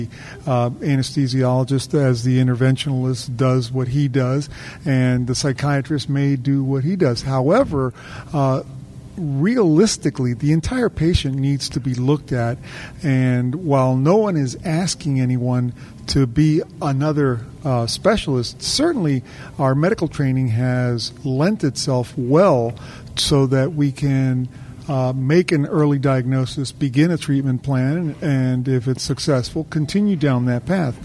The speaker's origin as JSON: {"language": "English", "town": "Miami", "region": "Florida", "country": "United States", "tie": "born or raised there", "also_born_or_lived": "New Orleans, Louisiana", "lives_now": "Tampa, United States", "said": "I grew up in Florida, in Miami"}